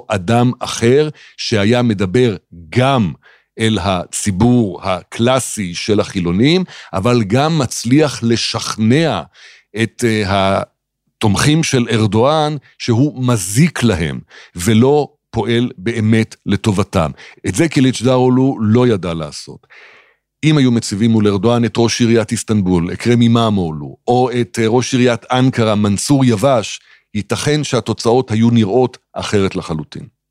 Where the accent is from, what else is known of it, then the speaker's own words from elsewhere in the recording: Israel; אני ישראלי